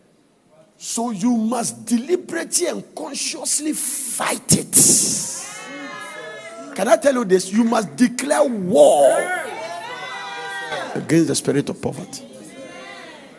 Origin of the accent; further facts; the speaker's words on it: Ghana; moved away as an adult; now in United States; I am from the beautiful sunny country of Ghana where God lives